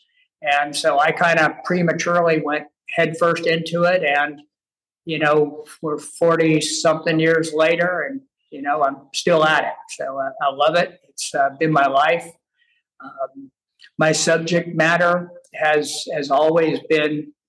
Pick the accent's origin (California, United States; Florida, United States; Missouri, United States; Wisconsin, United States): California, United States; Northern; moved away as an adult; also born or lived in Montana; I grew up in Northern California in a family where we spent all our time outdoors